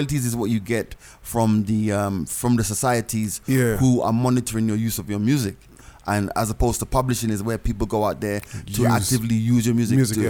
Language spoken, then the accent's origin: English; Jamaica; I grew up in Jamaica in the 80s.